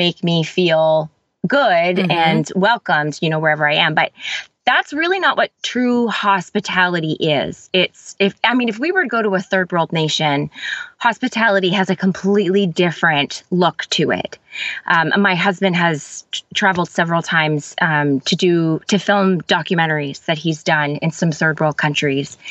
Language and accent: English; Canada; I am Canadian. So I live in a city that's just about 2 hours away from Toronto